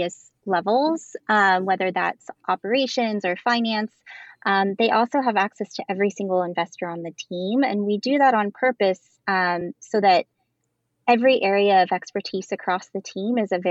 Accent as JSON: {"language": "English", "region": "Midwest", "country": "United States", "said": "I'm from the Midwest"}